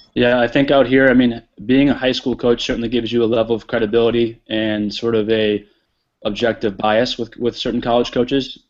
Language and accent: English; New England, United States; moved away; I grew up in New England